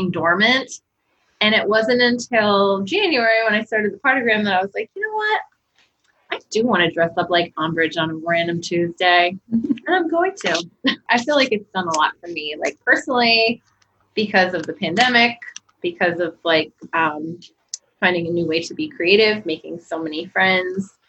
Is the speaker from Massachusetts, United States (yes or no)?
yes; Massachusetts, United States; now in New Hampshire, United States; I grew up in Massachusetts